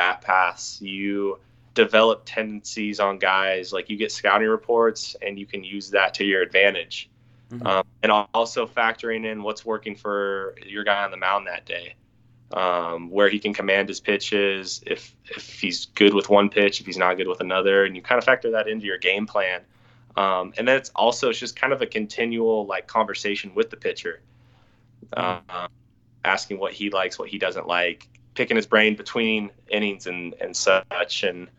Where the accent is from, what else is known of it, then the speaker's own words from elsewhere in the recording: Beaverton, Oregon, United States; also born or lived in Sherwood; I'm from Beaverton.